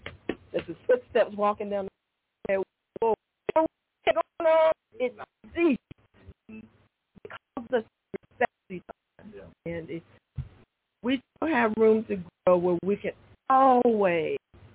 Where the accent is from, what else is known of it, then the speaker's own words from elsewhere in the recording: North Carolina, United States; Born and raised in North Carolina, I have two sisters. I'm the middle child.